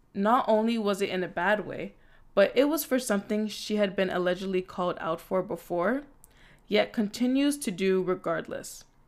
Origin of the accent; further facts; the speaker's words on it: Toronto, Ontario, Canada; I'm also from Scarborough. I'm also from Toronto. Proud to be born and raised.